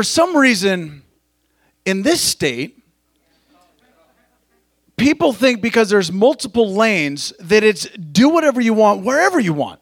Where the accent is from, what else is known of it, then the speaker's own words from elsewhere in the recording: Montana, United States; now in California, United States; I grew up in Montana